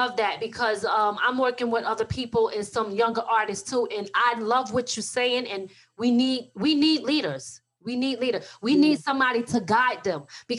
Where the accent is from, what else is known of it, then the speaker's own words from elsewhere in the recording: Philadelphia, Pennsylvania, United States; I'm not even originally from New York, though. I'm from Philly, like originally.